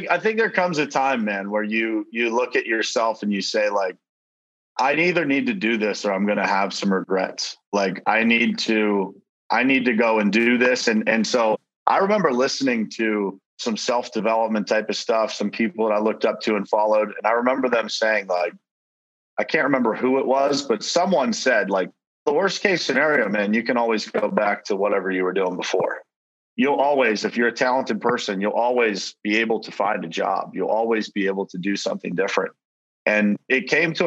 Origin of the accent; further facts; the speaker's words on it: Pittsburgh, Pennsylvania, United States; moved away as an adult; now in South Florida, United States; I relocated from my hometown of Pittsburgh, Pennsylvania, down to South Florida